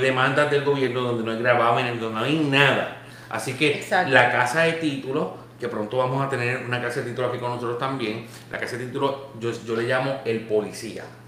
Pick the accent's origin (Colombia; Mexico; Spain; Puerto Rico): Puerto Rico; cuando pequeño en Puerto Rico